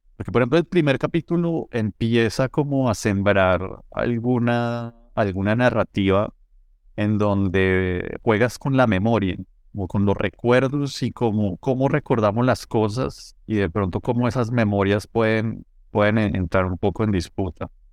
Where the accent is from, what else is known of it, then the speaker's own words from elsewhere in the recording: Colombia; yo como colombiano